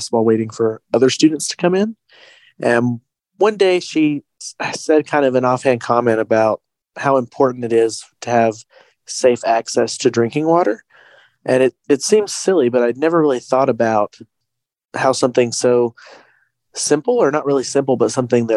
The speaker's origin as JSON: {"language": "English", "town": "Wise", "region": "Virginia", "country": "United States", "tie": "born or raised there", "said": "my hometown of Wise"}